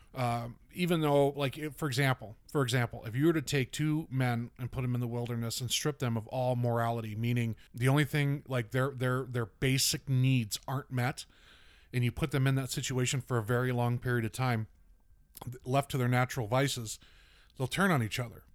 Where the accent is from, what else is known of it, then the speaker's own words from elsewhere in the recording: the South, United States; I'm from the South